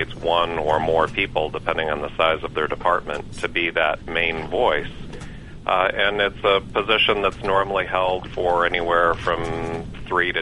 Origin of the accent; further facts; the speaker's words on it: Michigan, United States; moved away as an adult; now in Georgia, United States; I grew up in Michigan and moved to Georgia to chase a career and start a family several years ago